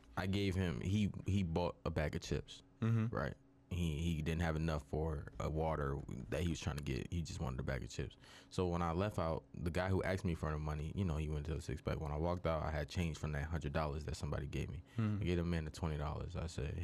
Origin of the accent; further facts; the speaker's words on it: Philadelphia, Pennsylvania, United States; I'm from Philadelphia